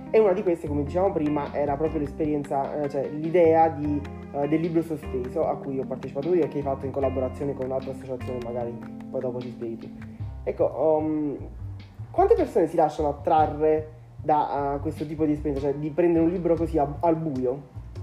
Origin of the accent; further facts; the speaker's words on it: Angri, Campania, Italy; Quando ero piccolo, purtroppo non avevamo una vera libreria nel mio paese e spesso ci toccava andare a Salerno